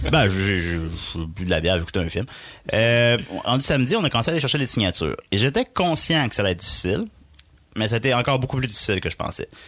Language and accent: French; Portneuf, Quebec, Canada; Moi, je viens